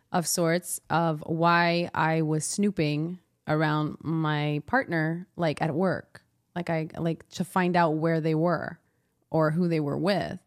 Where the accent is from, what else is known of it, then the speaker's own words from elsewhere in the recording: Montreal, Quebec, Canada; I'm from the West Island